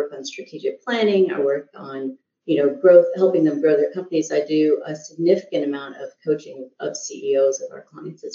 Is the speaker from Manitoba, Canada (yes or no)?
no; Montreal, Quebec, Canada; also born or lived in India (ancestry) / Southern United States; now in United States; So I actually grew up in French Canada. So I grew up in Montreal